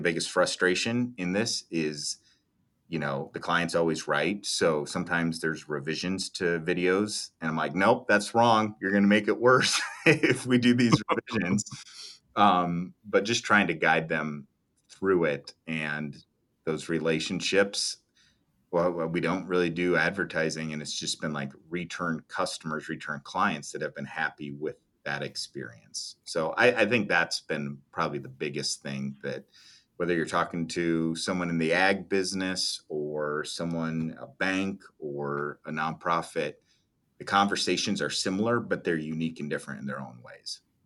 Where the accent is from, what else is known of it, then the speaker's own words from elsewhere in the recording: Nevada, Iowa, United States; I grew up in Nevada, Iowa, twenty-six best small town in America.